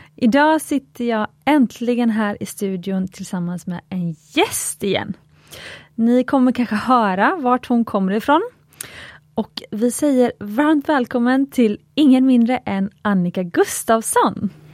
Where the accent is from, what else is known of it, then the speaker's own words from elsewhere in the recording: Gothenburg, Västra Götaland, Sweden; jag är göteborgare